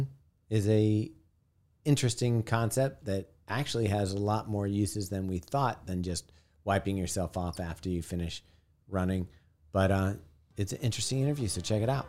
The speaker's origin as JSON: {"language": "English", "region": "California", "country": "United States", "tie": "born or raised there", "moved": "yes", "lives_now": "Baltimore, United States", "said": "I grew up in California"}